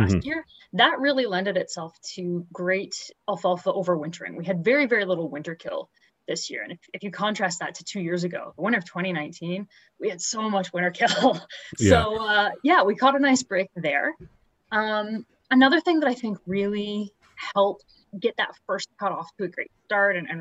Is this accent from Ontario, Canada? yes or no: yes; Huron County, Ontario, Canada; now in Lindsay, Canada; I grew up in Huron County